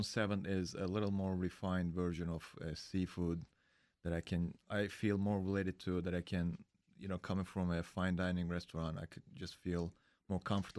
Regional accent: Istanbul, Turkey; now in United States; I'm from Istanbul.

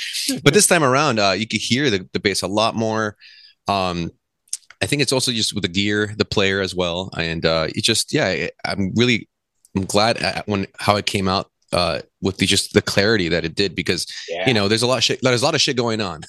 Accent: Whittier, California, United States; now in Los Angeles, United States; most of the members in our inception, I guess, was we're all from Whittier

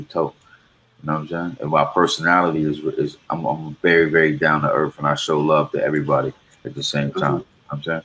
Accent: Raleigh, North Carolina, United States; I'm from Raleigh, North Carolina

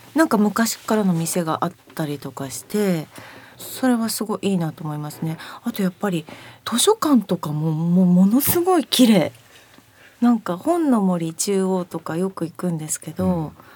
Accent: Akita, Japan; now in Machida, Japan; 私は秋田出身夫は広島出身

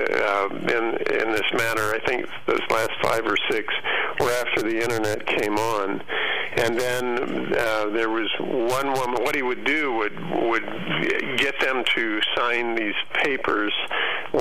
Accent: Kansas, United States; I'm from Kansas

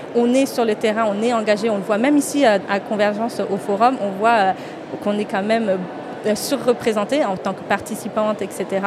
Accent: France; je suis franco-indienne, je suis née en France et mes racines sont en Inde

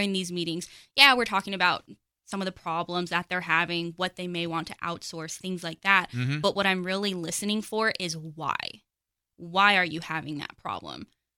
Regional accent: Pottsboro, Texas, United States; also born or lived in Las Vegas; So I am from Pottsboro. I spent about 15 years in the big city of Las Vegas before I moved out to Texas

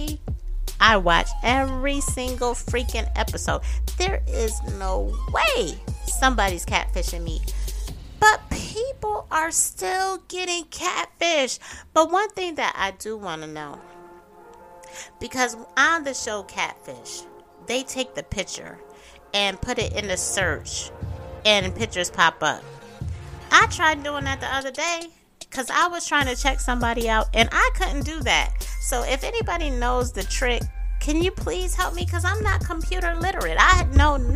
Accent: Syracuse, New York, United States; my hometown of Syracuse, New York

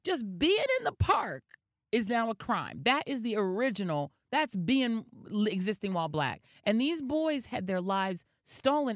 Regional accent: Denver, Colorado, United States; now in New York, United States; I was from Denver

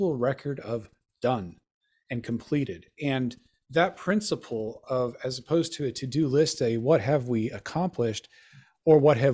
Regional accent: Colorado, United States; I grew up in Colorado

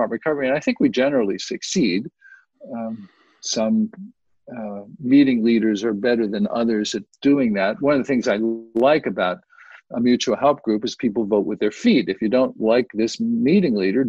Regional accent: Youngstown, Ohio, United States; now in San Diego, United States; I grew up in Youngstown, Ohio

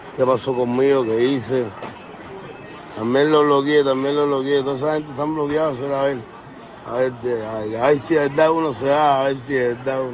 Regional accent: Cuba; now in Miami, United States; yo nací en Cuba, pero vivo en América del Norte.

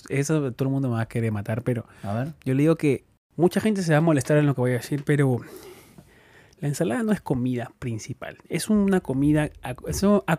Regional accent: Peru; now in United States; eso es lo que salí de Perú y todo el mundo usaba litros.

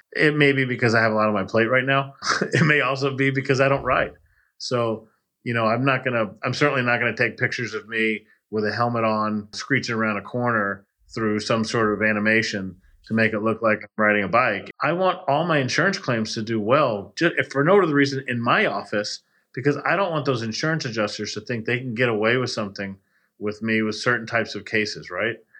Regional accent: Texas, United States; also born or lived in Miami, Florida; now in Spring Hill, United States; I grew up in Texas

